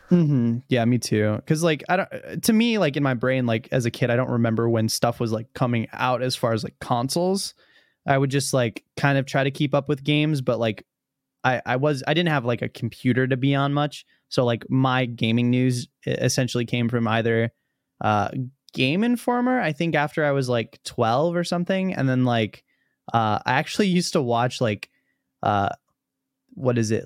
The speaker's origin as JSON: {"language": "English", "region": "Virginia", "country": "United States", "tie": "born or raised there", "also_born_or_lived": "Illinois", "said": "I moved to Virginia from Illinois"}